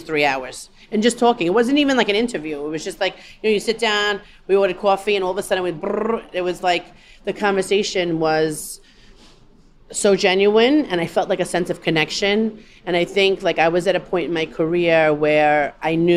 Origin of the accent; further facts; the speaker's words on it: New York City, New York, United States; I'm from Gravesend